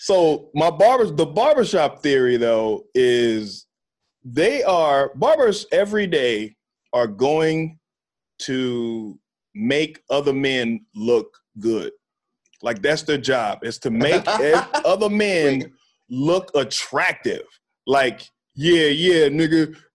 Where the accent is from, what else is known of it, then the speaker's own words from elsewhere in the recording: Texas, United States; accent: Texas; moved away as an adult; growing up in Texas